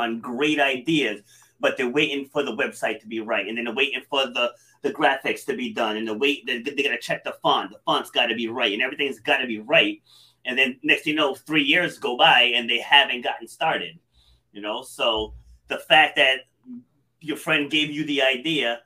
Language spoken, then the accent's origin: English; Rhode Island, United States; also born or lived in New York City; I was born in New York City, but I was raised here in Rhode Island.